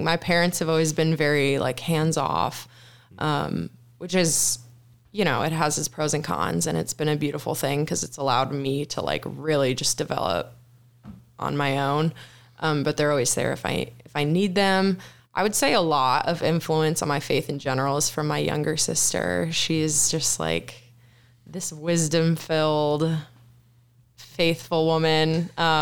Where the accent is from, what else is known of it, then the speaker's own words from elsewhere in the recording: Chicago suburbs, Illinois, United States; moved away as an adult; also born or lived in Iowa; now in Nashville, United States; I'm from the Chicago suburbs, grew up as a Catholic my whole life